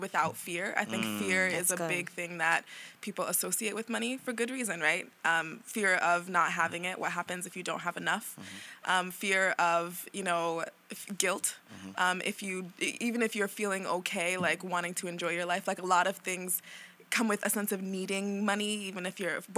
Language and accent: English; New York City, New York, United States; I'm from Brooklyn